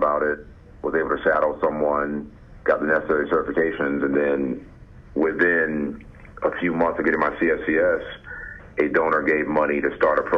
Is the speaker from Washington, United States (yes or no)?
no; Jacksonville, Florida, United States; moved away; also born or lived in Colorado / California / Arizona; I grew up in Jacksonville, Florida.